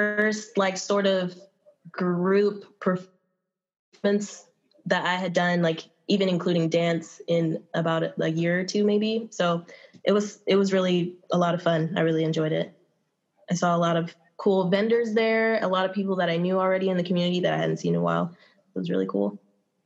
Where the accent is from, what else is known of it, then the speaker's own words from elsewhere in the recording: Southern California, United States; moved away as an adult; now in Humboldt County, United States; I came up from Southern California, as most people that are in this area, not all, but a lot. And down in Southern California, I began dancing like at a young age